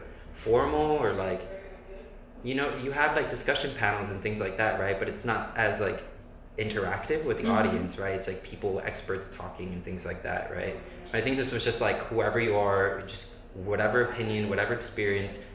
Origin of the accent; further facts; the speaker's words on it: Miami, Florida, United States; moved away as an adult; now in Vienna, Austria; I'm from Miami, Florida.